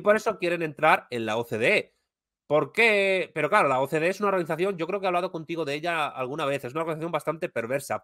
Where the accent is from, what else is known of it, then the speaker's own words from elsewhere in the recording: Spain; que soy español